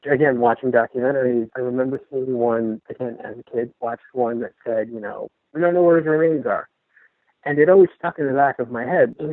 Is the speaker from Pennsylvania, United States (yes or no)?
yes; Pittsburgh, Pennsylvania, United States; born or raised there; now in Florida, United States